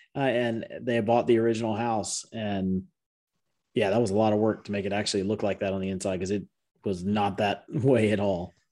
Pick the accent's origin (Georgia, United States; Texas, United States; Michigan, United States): Georgia, United States; DeKalb County; I grew up in DeKalb County